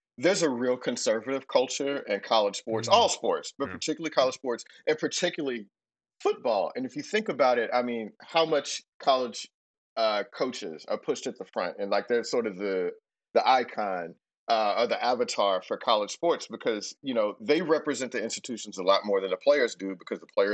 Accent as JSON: {"language": "English", "town": "Houston", "region": "Texas", "country": "United States", "tie": "born or raised there", "said": "I didn't even know people on the other side of town when I was growing up in Houston"}